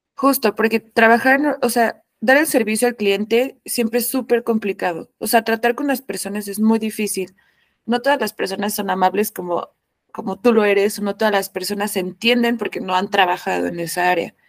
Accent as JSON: {"language": "Spanish", "country": "Mexico", "said": "como mexicana"}